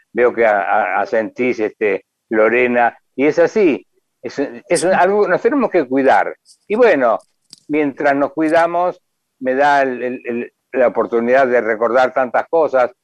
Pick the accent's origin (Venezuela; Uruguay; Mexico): Uruguay; yo me considero uruguayo